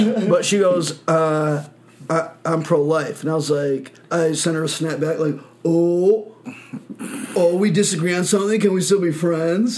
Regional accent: Michigan, United States; moved away; I'm from Michigan

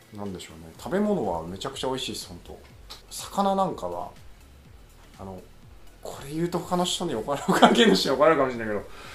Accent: Fukui, Japan; also born or lived in Mihama, Fukui / Tokyo; 生まれも育ちも福井県です

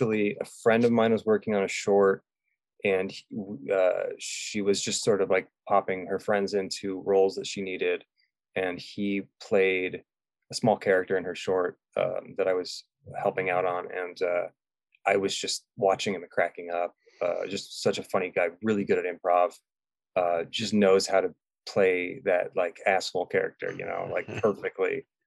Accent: England, United Kingdom; also born or lived in California; Well, I grew up in England. Parents are English, and we kind of went back and forth a lot, and then we settled in California, Northern California.

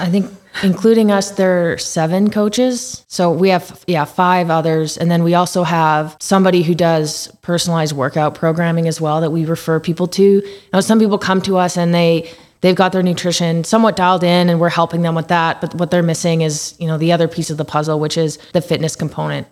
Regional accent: Calgary, Alberta, Canada; I've been in Calgary my entire life.

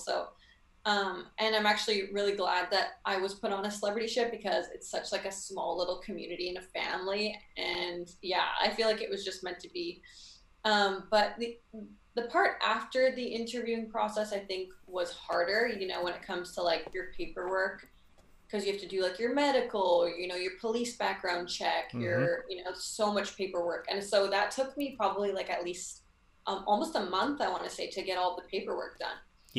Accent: Vancouver, British Columbia, Canada; Vancouver, Canada.

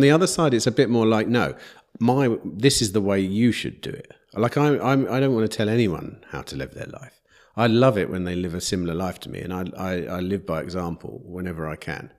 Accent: England, United Kingdom; I'm an English person.

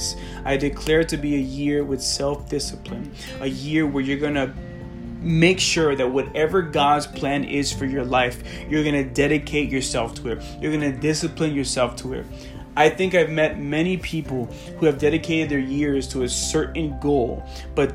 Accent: Colombia; moved away; back in my home country

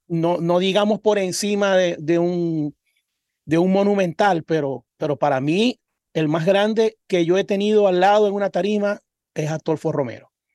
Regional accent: Cabimas, Zulia, Venezuela; moved away; Nosotros somos de Cabimas un, un municipio del estado Zulia

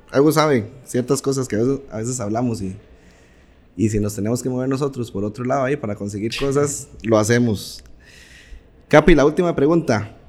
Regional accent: Costa Rica

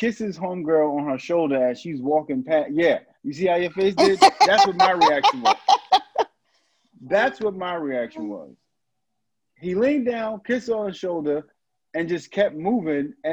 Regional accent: New York City, New York, United States; growing up in New York

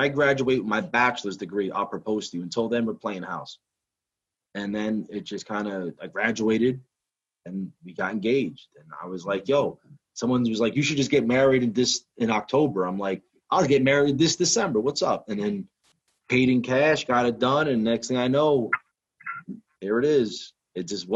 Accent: Hudson County, New Jersey, United States; I'm from Hudson County

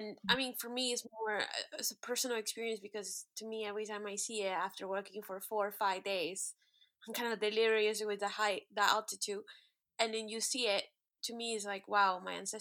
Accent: United States; we're American

